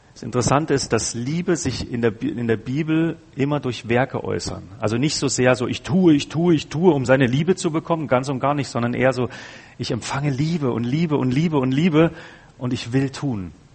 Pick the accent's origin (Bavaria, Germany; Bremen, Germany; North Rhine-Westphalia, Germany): Bavaria, Germany; ich komme ja aus Bayern